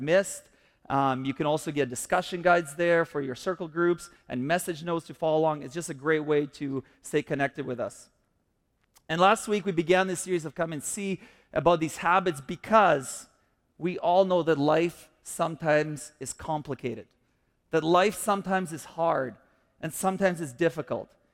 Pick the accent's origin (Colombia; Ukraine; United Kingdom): Ukraine; Kyiv; now in Canada; I grew up in the Soviet Union before I came to Canada